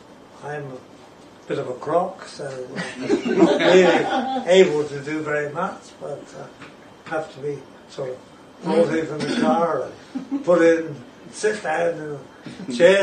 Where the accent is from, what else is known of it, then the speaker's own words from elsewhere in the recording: West Country, South West England, United Kingdom; moved away as an adult; also born or lived in London; now in Hawke's Bay, New Zealand; I am a Brit, of course. I was born in the West Country of England